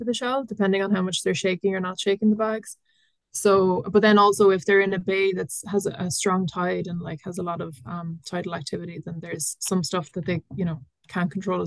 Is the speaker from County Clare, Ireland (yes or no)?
no; County Kerry, Ireland; I grew up in North Kerry on a dairy farm